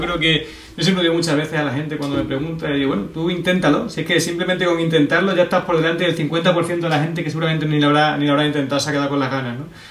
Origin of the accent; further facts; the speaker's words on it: Extremadura, Spain; aquí en Extremadura somos eh, como muy parado para estas cosas